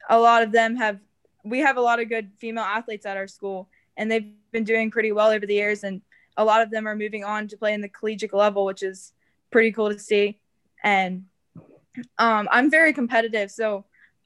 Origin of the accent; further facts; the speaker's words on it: downstate Delaware, United States; I was from the South